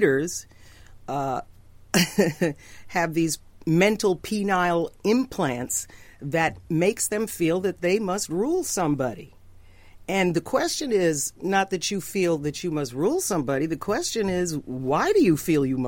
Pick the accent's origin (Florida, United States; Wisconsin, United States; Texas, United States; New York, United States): New York, United States; I grew up in New York.